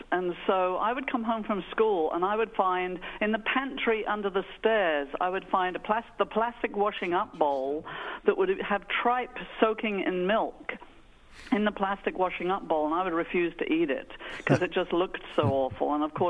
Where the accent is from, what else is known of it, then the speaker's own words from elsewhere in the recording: England, United Kingdom; now in Brooklyn, United States; I grew up in England, outside of London.